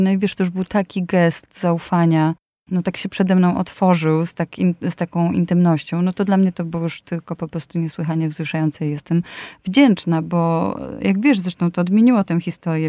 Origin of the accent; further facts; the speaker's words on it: Łódź, Łódź Voivodeship, Poland; Jestem z Łodzi i pod Łodzią w Pabianicach e, byli e, harcerzy, którzy byli e, właśnie żeglarzami i moja mama mnie tam zapisała